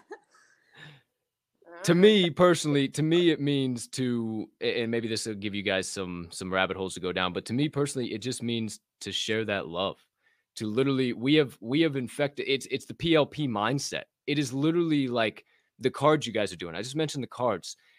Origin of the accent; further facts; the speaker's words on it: Southern Illinois, United States; moved away; I grew up in Southern Illinois